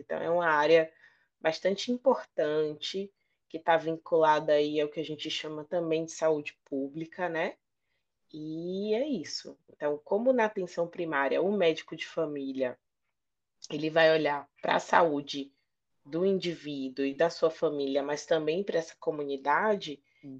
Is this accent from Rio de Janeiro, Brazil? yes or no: no; Bahia, Brazil; médica de família, sou baiana